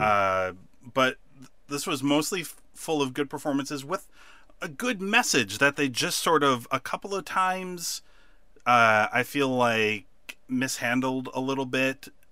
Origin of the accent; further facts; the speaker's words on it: United States; as an American